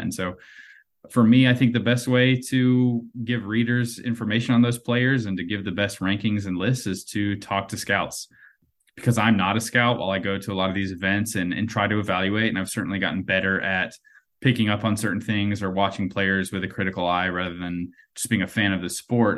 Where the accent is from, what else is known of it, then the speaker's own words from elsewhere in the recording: North Carolina, United States; I grew up in North Carolina